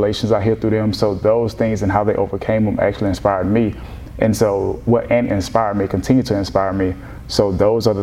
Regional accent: Rayville, Louisiana, United States; moved away as an adult; now in Houston, United States; I am born and raised in Rayville, Louisiana.

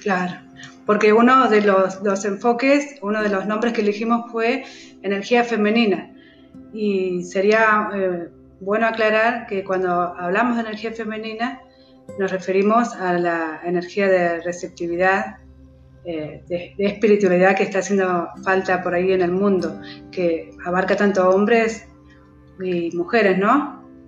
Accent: Entre Ríos, Argentina; moved away; also born or lived in Patagonia (south of Argentina); vivo hace aproximadamente 18 años en el sur, pero soy de Entre Ríos

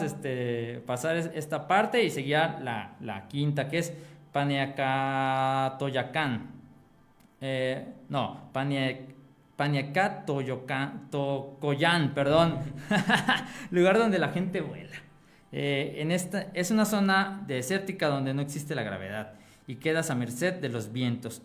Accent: Mexico; also born or lived in Purépecha region, Michoacán

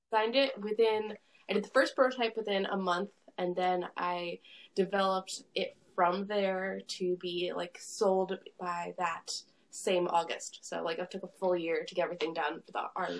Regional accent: Long Island, New York, United States; I'm from uh, Long Island, New York

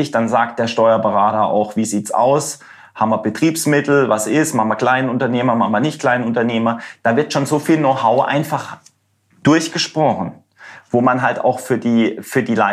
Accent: Germany; weil ich gesagt habe, bin Deutscher, ich will im Netz.

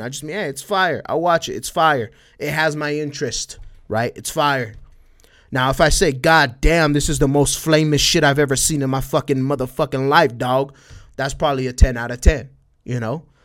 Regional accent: El Paso, Texas, United States; accent: Spanish twang; I'm from El Paso, Texas, right? but I'm right next to Juaritos, right? Right next to Mexico, right? So I got a little, I got a little bit, a little bit of that Spanish twang

